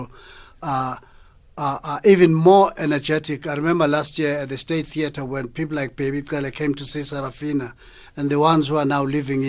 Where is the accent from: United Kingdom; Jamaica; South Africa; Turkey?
South Africa; our culture as South African people is underrated